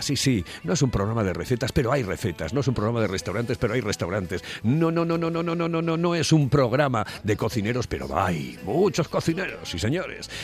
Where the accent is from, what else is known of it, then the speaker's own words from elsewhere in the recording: Asturias, Spain; los asturianos